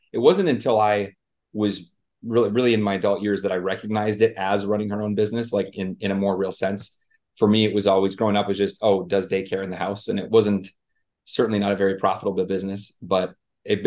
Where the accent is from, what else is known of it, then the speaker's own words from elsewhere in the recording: Staples, Minnesota, United States; moved away as an adult; now in Arizona, United States; I'm originally from a very small town in Minnesota called Staples. So a town of 2,000 people. I grew up across the street from cows on a dirt road